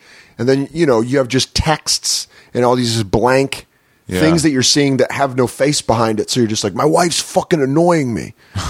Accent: Hartford, Connecticut, United States; But I was born in Hartford. And that's why I was born there, is because my mom worked for Aetna. It was based in Hartford.

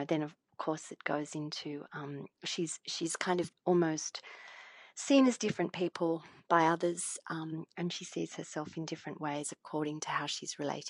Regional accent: Australia; we as Australian storytellers

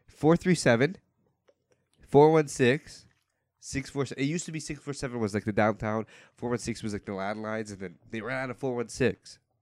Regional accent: Woodbridge, Ontario, Canada; I'm from Woodbridge

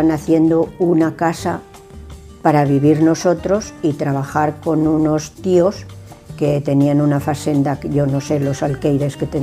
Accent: Villar de Ciervo, Castile and León, Spain; also born or lived in Barcelona; Pero luego ya pues fui aquí a la escuela y me considero de Villar de Ciervo. Y lo quiero muchísimo a mi pueblo. Mire, si lo quiero, que estaba en Barcelona muy, muy, muy bien y me he venido para mi pueblo.

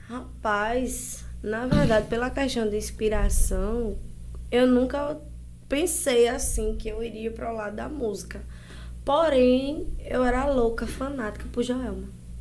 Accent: Santa Rita, Brazil; na minha cidade, nascida e criada em Santa Rita

